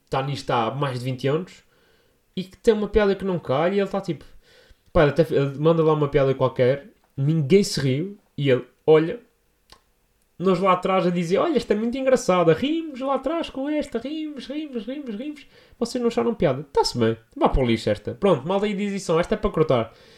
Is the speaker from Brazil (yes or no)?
no; São Miguel, Azores, Portugal; now in Lisbon, Portugal; estou a falar da minha gente, estou a falar da minha terra